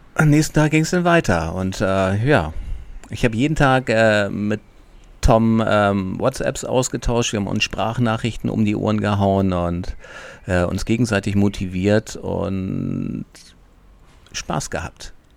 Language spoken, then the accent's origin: German; Hamburg, Germany; ich als Flachlandtiroler, ich komme aus Hamburg